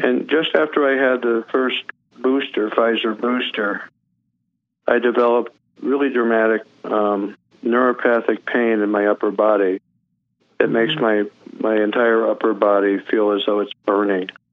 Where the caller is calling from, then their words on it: Denver, Colorado, United States; I'm calling from Denver, Colorado